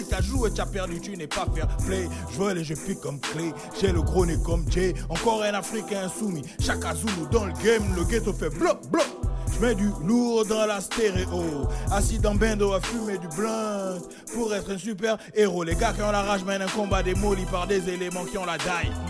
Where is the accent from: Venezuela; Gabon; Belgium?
Gabon; now in France; quand j'étais au bled, quand j'étais chez moi au Gabon, chaque dimanche, eh, c'était comme si c'était la fête.